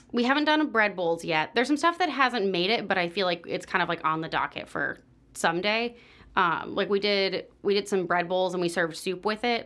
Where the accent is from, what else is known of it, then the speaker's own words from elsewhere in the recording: San Diego, California, United States; moved away as an adult; also born or lived in Orange County, California / Cincinnati; now in Chicago, United States; I grew up in San Diego